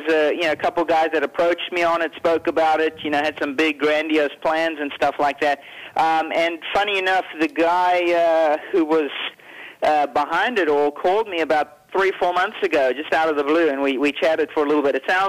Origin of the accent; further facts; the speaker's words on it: South Africa; moved away; also born or lived in Europe; I come from South Africa